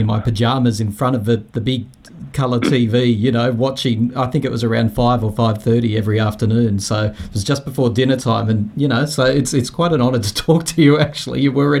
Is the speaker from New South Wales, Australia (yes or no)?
yes; Sydney, New South Wales, Australia; I grew up in Bondi.